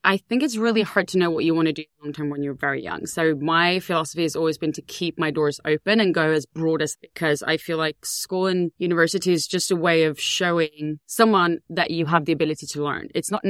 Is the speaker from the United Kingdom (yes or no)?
no; Ängelholm, Skåne, Sweden; moved away; I grew up in a small town called Ängelholm in Sweden.